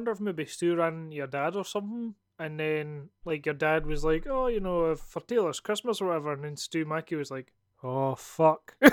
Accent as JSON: {"language": "English", "region": "Scotland", "country": "United Kingdom", "accent": "Scottish", "said": "like I always notice that like sometimes people will not ask me if I'm Scottish, but then as soon as I've done a podcast or as soon as I've talked to my brother"}